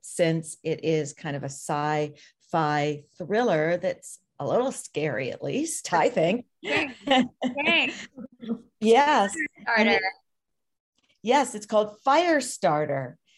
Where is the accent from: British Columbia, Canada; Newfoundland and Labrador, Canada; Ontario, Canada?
Ontario, Canada; Toronto; we're not just both Canadians. We're both from Toronto.